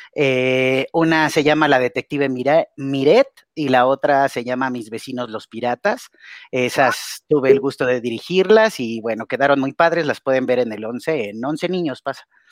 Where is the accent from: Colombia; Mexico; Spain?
Mexico; como mexicanos